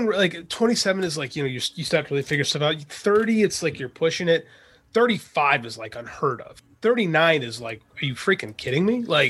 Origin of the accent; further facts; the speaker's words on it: Chicago, Illinois, United States; I'm from Chicago